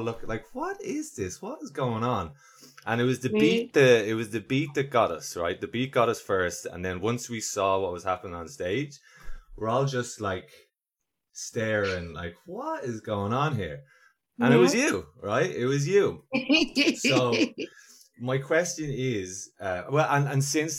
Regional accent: Ireland; so I'm Irish

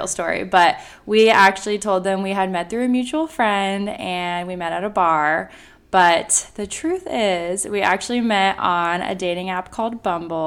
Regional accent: Tampa, Florida, United States; I am born and raised in the Tampa, Florida area. I grew up over near the beaches

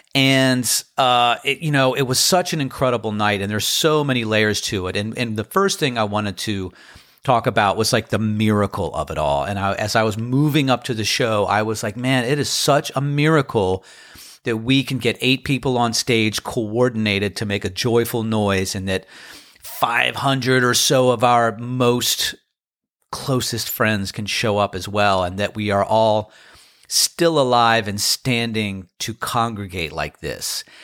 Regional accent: Crofton, Maryland, United States; now in Outer Banks, United States; I had friends there who I grew up with in Crofton, Maryland.

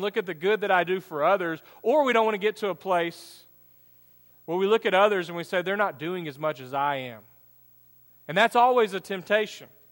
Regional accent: United States; American Christians

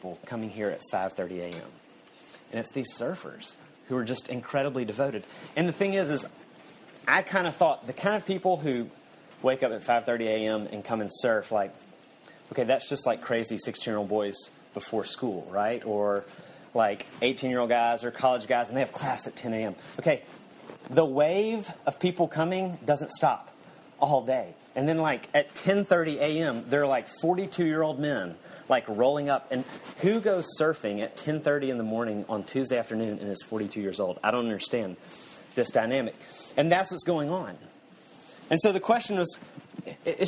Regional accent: Panama City, Florida, United States; moved away as an adult; now in California, United States; I grew up playing in the Gulf Coast, down in Panama City

